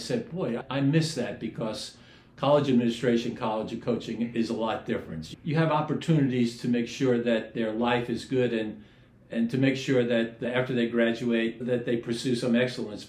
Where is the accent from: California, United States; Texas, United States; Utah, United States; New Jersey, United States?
New Jersey, United States; Union City; I'm from Union City, New Jersey.